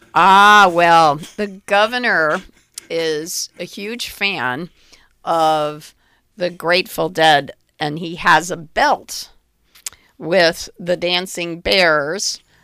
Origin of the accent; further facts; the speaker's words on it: Middletown, Connecticut, United States; my hometown of Middletown